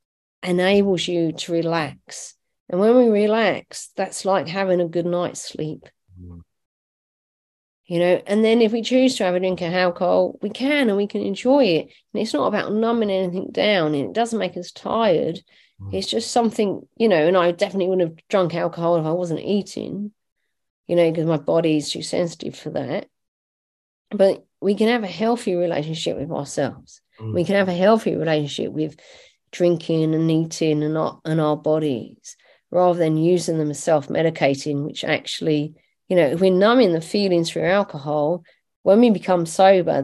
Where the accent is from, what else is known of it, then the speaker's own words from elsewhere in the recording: Ireland; I'm Irish, not Scottish